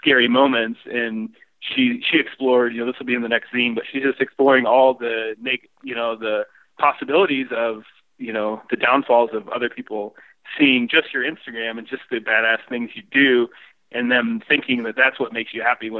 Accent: Illinois, United States; growing up in Illinois

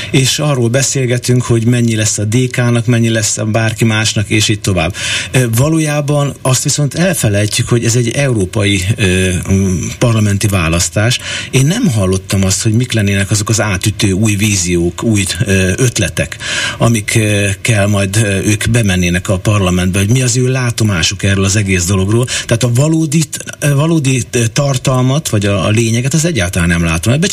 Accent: Hungary; Mi magyarok vagyunk, ősi

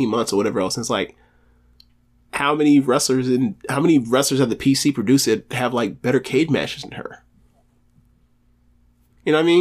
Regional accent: United States; We're American

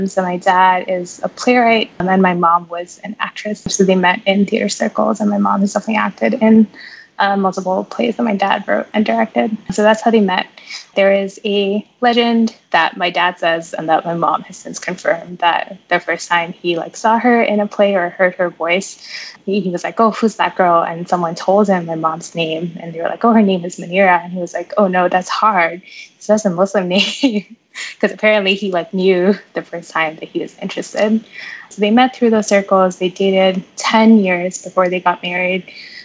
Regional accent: Mumbai, Maharashtra, India; moved away as an adult; also born or lived in New York, United States; now in Boston, United States; I was born and raised in Mumbai. I moved to the U.S. at the same time that I started college when I was 18.

